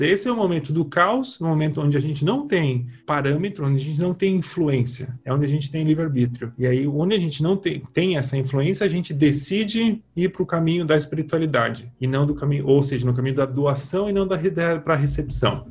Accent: Brazil; eu nasci no Brasil no, nos anos 80

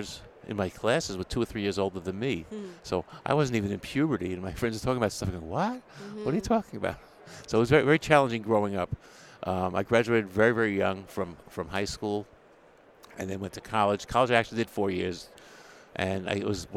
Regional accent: New York City, New York, United States; also born or lived in Brooklyn, New York; Grew up in Queens, New York

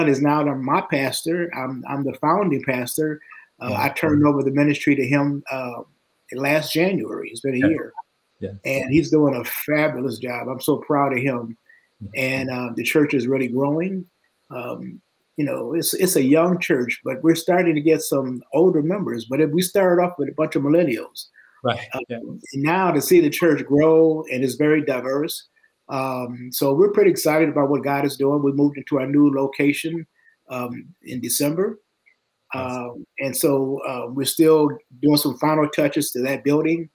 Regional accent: Detroit, Michigan, United States; moved away as an adult; now in Nashville, United States; I was raised in Detroit, Michigan, went to high school there

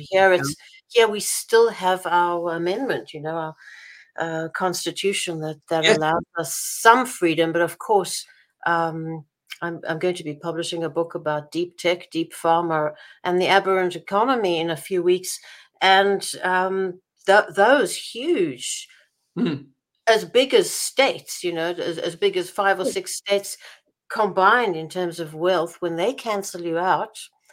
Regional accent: Israel; moved away; also born or lived in South Africa; I grew up in Israel

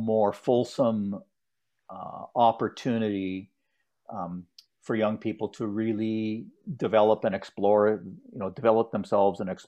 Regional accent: Ottawa, Ontario, Canada; a very privileged set of opportunities that were given to me when I grew up in Ottawa

